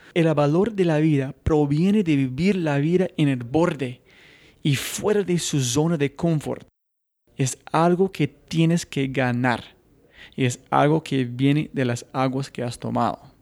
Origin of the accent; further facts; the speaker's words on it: United States; yo mismo como gringo